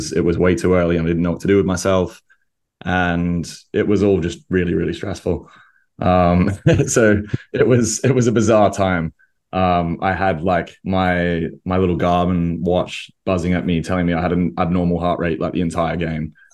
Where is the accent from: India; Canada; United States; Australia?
Australia; moved away; that's what I grew up with in Australia